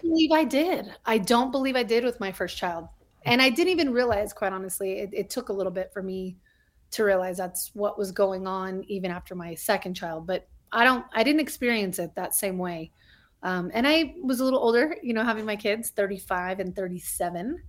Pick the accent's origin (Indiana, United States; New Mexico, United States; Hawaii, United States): New Mexico, United States; Albuquerque; moved away as an adult; also born or lived in El Paso, Texas / Hollywood, California; I was born in El Paso, Texas, um, but I, for the better part, of growing up, grew up in Albuquerque, New Mexico.